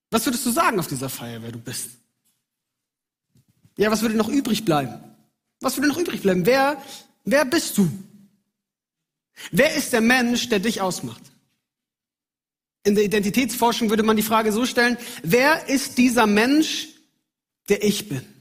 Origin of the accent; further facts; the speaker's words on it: Munich, Bavaria, Germany; Ich bin in München aufgewachsen, bin dort in die Gemeinde gegangen und ich wusste, wer ich bin darin.